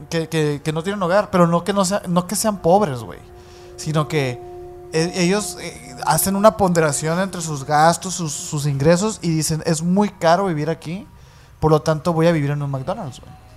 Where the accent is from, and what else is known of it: Mexico